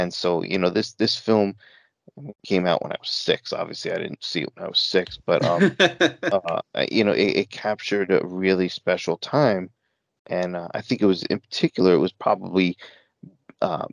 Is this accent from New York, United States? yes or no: yes; New York, United States; I grew up in New York